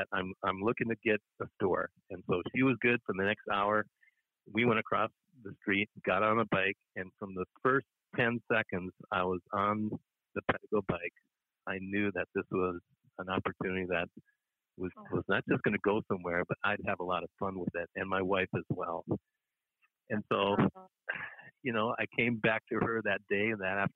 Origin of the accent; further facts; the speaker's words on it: Minneapolis, Minnesota, United States; moved away as an adult; lived in different states after growing up in the Twin Cities area